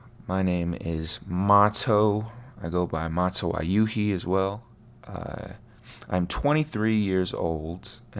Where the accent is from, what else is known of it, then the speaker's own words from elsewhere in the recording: Sioux Falls, South Dakota, United States; I am originally from South Dakota. I grew up in a town named Sioux Falls